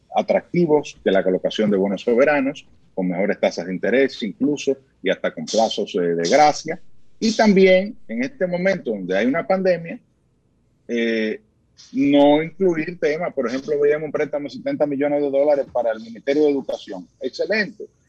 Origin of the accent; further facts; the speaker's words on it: Dominican Republic; todos somos dominicanos